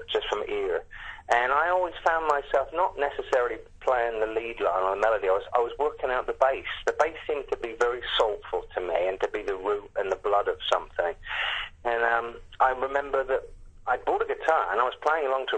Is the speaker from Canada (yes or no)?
no; Southampton, South East England, United Kingdom; moved away as an adult; now in United States; I grew up in Southampton